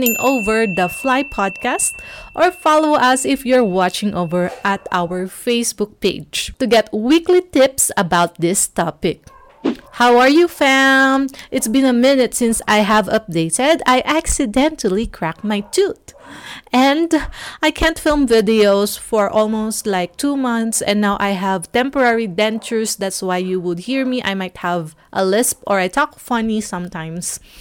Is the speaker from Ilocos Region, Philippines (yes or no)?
no; Cebu City, Central Visayas, Philippines; Cebu, my hometown